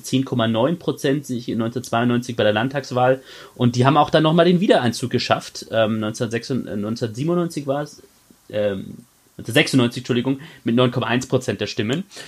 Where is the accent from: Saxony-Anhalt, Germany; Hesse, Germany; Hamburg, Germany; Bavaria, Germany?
Bavaria, Germany; moved away as an adult; now in Baden-Württemberg, Germany; als gebürtiger Bayer.